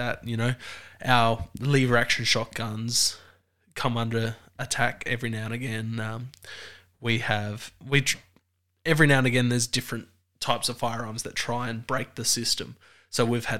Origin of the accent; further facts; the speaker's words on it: Australia; accent: Australian; the Australian accent